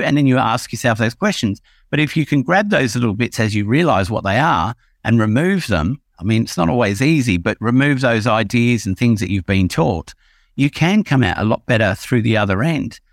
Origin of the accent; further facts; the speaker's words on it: England, United Kingdom; when I was a kid growing up in England about, let's say, between the age of five and ten